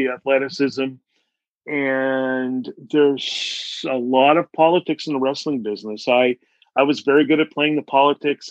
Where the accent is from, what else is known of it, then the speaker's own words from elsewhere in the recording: Canada; I grew up on welfare in Canada